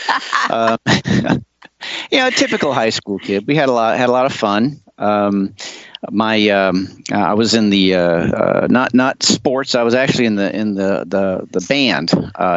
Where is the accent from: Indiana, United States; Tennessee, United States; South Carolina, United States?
South Carolina, United States; Charleston; also born or lived in Cherry Point, North Carolina / Folly Beach, South Carolina; I was actually born up the coast and come back to Charleston, South Carolina